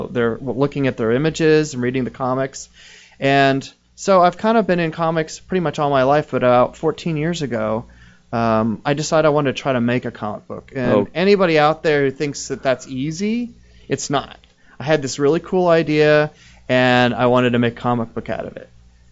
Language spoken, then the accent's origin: English; Florida, United States; I grew up in Florida.